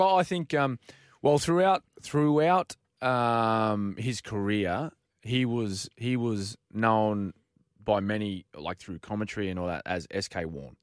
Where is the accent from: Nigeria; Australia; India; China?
Australia; as Australian people